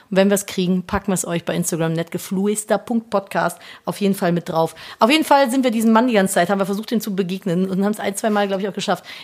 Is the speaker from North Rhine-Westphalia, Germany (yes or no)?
yes; Cologne, North Rhine-Westphalia, Germany; Bei uns gab es in der Straße, ich bin ja in, in der Kölner City groß geworden. Das heißt, es war eine sehr belebte große Hauptstraße.